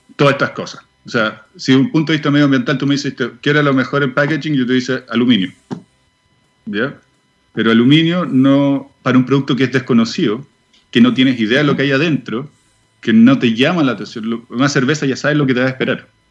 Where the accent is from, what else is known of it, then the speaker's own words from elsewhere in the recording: Chile; moved away as an adult; also born or lived in Switzerland; nosotros nos fuimos, con mi señora nos fuimos de Chile hace cinco años atrás, no, hace más, ya casi diez años atrás, a Suiza